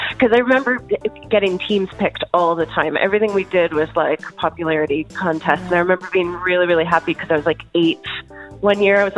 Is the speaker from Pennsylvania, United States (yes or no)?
yes; Pennsylvania, United States; So I grew up in Pennsylvania for the most part.